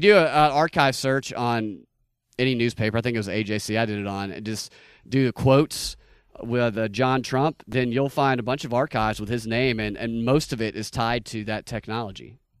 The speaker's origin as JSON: {"language": "English", "region": "Georgia", "country": "United States", "said": "I'm from Georgia"}